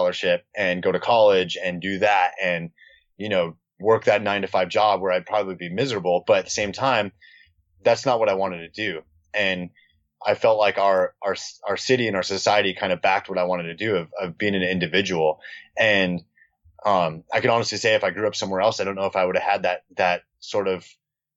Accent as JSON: {"language": "English", "town": "Newport Beach", "region": "California", "country": "United States", "tie": "born or raised there", "also_born_or_lived": "Costa Mesa", "said": "we grew up in Newport Beach"}